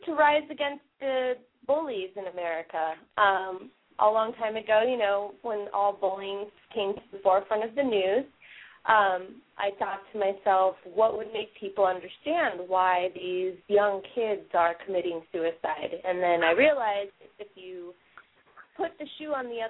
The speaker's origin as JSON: {"language": "English", "town": "Los Angeles", "region": "California", "country": "United States", "tie": "born or raised there", "said": "I grew up in Los Angeles, and my aunt was the producer"}